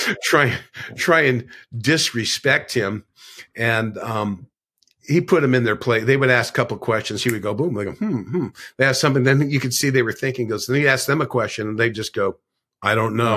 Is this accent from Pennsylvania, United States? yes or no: no; Laguna Beach, California, United States; I grew up in Laguna Beach